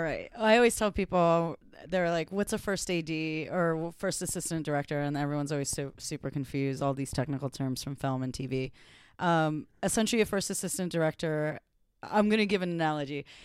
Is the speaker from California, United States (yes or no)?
yes; Los Angeles, California, United States; also born or lived in New York; I was born and bred in L A.